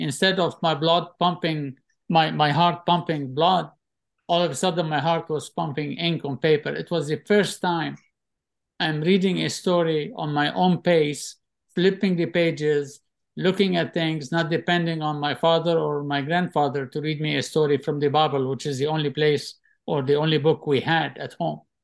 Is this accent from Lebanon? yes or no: yes; Tripoli, North Governorate, Lebanon; moved away; also born or lived in Mississippi, United States; growing up in Tripoli, Lebanon